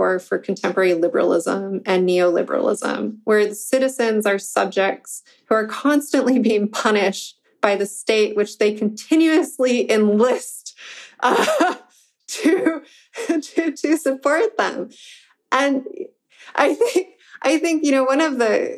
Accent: Michigan, United States; I'm from Michigan

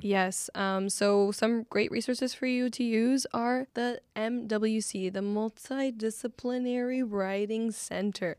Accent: Laredo, Texas, United States; now in San Antonio, United States; I probably will go to my hometown to visit my family

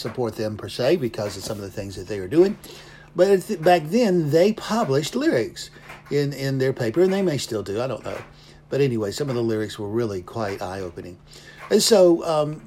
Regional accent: the South, United States; I was raised in the South

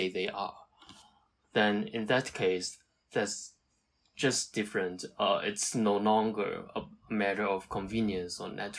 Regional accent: Hong Kong; English is a second language; moved away as an adult; also born or lived in Beijing, China; now in Guangzhou, China; I'm from Hong Kong and I first moved to Beijing for a PhD degree from 2014 to 2019

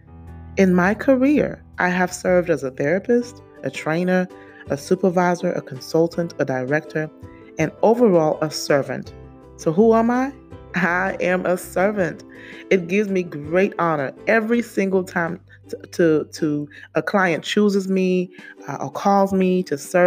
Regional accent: St. Lucia; I was born in the Caribbean, for those of you who don't know, St. Lucia to be exact

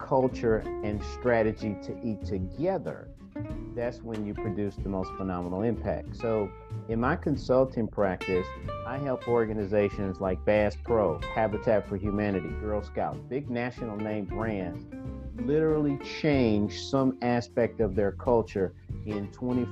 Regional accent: St. Louis, Missouri, United States; I grew up in a single parent home with my mother and my grandmother in the largest housing project in St. Louis, my hometown

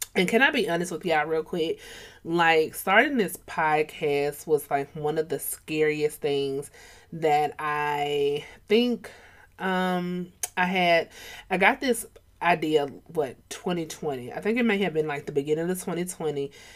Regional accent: Atlanta, Georgia, United States; I'm from Atlanta.

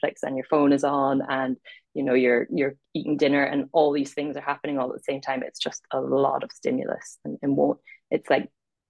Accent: Ireland; accent: mid-Atlantic; also born or lived in Scotland / Middle East; It's a mid-Atlantic accent. I was born in Scotland, and then I spent my first 10 years living in the Middle East, and I went to an international school, so that was just a weird foundation. And then I'm from Ireland.

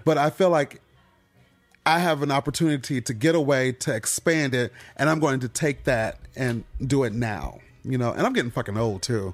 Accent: Michigan, United States; moved away; I'm from Michigan.

